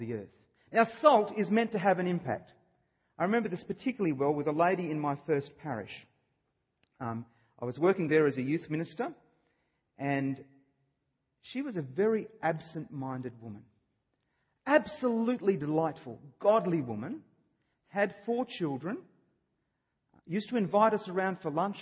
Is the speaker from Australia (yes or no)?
yes; Australia; I'm an Australian. I was born here